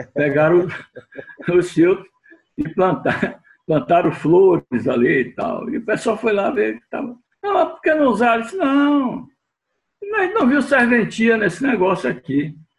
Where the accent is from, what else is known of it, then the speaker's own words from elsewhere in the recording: Bahia, Brazil; como nordestino também, né, porque eu sou baiano